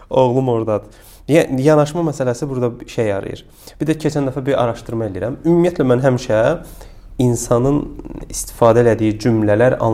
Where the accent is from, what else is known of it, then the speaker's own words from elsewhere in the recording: Karabakh, Azerbaijan; biz Qarabağlıyıq